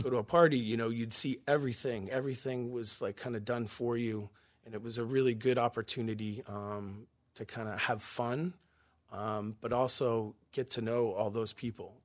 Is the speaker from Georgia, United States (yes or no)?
no; Yarmouth, Maine, United States; I grew up in Yarmouth, Maine